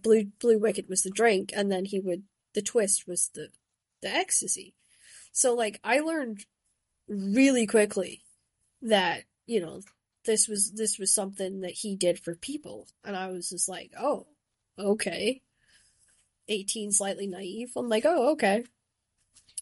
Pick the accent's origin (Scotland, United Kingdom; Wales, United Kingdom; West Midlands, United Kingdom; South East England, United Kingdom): Scotland, United Kingdom; Shetland; growing up in Shetland